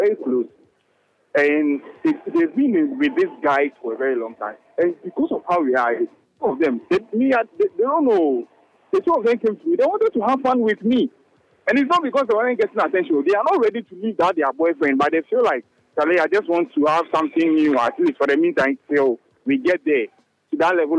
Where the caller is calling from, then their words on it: Atomic, Greater Accra, Ghana; I'm currently at Atomic.